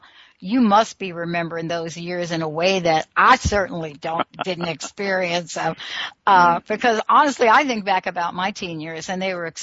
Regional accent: New York City, New York, United States; I grew up in the Bronx.

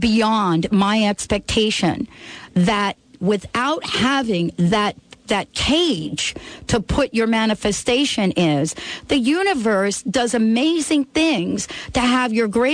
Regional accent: Orange, New Jersey, United States; one of my hometown, Orange, New Jersey

